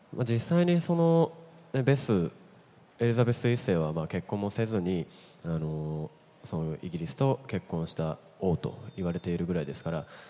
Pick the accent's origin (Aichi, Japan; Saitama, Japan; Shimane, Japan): Aichi, Japan; Nagoya; 僕は名古屋生まれなので